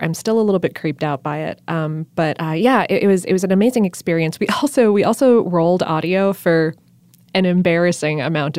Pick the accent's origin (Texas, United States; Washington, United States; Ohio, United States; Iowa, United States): Ohio, United States; also born or lived in South Florida; And I'm from Ohio and South Florida, so I can't say Louisville quite correctly.